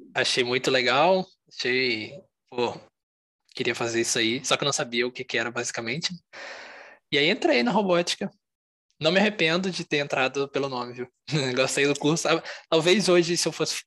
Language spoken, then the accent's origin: Portuguese; Juiz de Fora, Minas Gerais, Brazil; eu sou aqui de fora mesmo, nasci aqui, moro aqui ainda